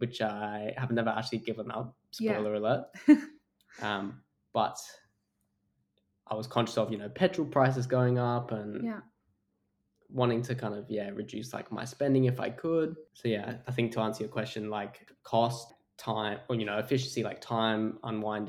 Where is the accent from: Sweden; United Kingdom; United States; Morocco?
United Kingdom; Europe, England; moved away as an adult; now in Australia; growing up in Europe